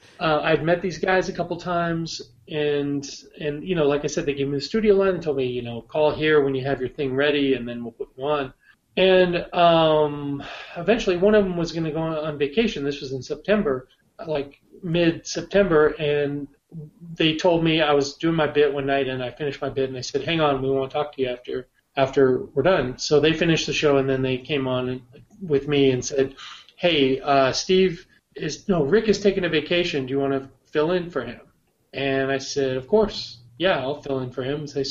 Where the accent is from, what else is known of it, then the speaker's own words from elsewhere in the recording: Bellevue, Washington, United States; moved away; also born or lived in Gainesville / Seattle / Jacksonville / San Diego; I'm from Bellevue originally